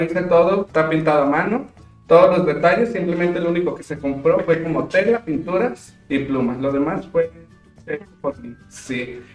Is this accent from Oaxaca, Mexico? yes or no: no; Nochistlán, Zacatecas, Mexico; yo vengo de Nochesclán, Zacatecas.